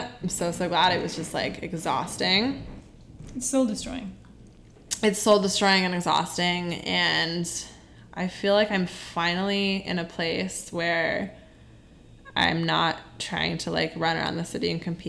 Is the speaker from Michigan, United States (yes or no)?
no; Connecticut, United States; moved away as an adult; now in New York City, United States; Growing up in Connecticut